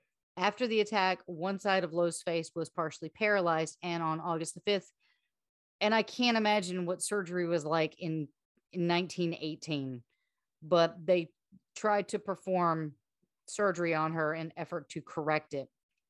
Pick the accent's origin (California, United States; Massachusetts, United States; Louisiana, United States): Louisiana, United States; Slidell; I'm from Slidell, and so I actually went with Nolens. And for those who don't know, I'm Cajun, proud of it.